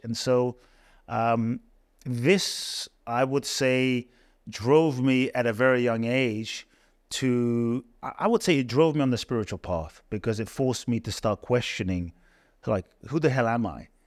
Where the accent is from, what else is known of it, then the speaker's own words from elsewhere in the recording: London, United Kingdom; moved away as an adult; also born or lived in Ghana; now in United States; I was born in Ghana, West Africa. My father's from Ghana. My mother's Japanese. I grew up in London